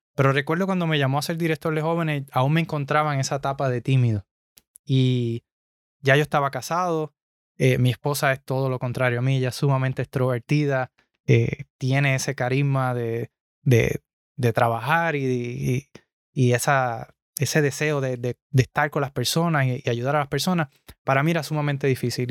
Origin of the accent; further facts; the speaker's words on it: Puerto Rico; moved away as an adult; now in United States; yo soy de Puerto Rico. Eh, nacido y criado allá